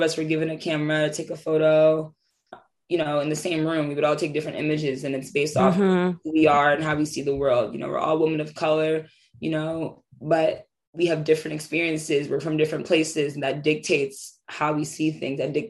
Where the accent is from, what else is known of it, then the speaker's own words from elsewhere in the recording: New York City, New York, United States; for me in Harlem, especially because I was raised like on Lenox Ave